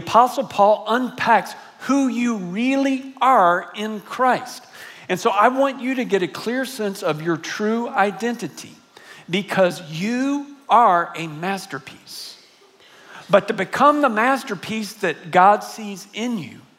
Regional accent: San Antonio, Texas, United States; I grew up here in San Antonio. I'm a graduate of John Marshall High School

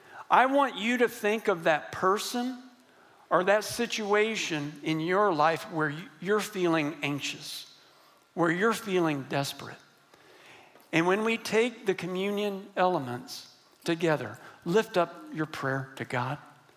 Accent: Texas, United States; And I'm from West Texas. And believe me, I was raised that men do not cry or get emotional.

